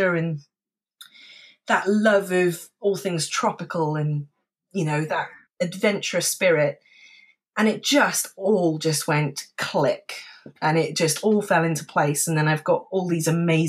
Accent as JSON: {"language": "English", "town": "Cardiff", "region": "Wales", "country": "United Kingdom", "said": "I was from Cardiff"}